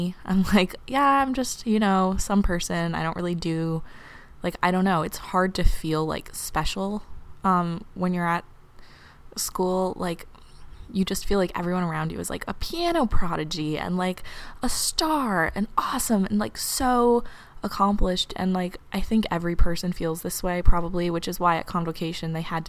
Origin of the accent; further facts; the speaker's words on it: New York City, New York, United States; now in Cambridge, United States; an 18-year-old girl at Harvard University, but I'm from New York City